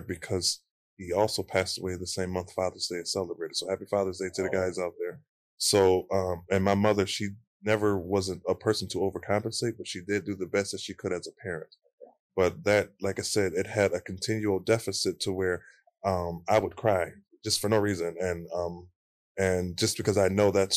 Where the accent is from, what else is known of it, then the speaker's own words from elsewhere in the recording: Buffalo, New York, United States; I am from the East Buffalo.